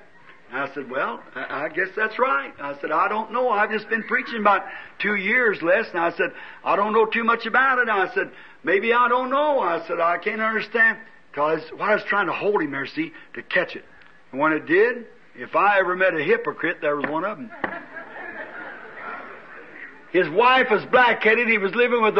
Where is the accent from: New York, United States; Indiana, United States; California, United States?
Indiana, United States; Jeffersonville; I'm from Jeffersonville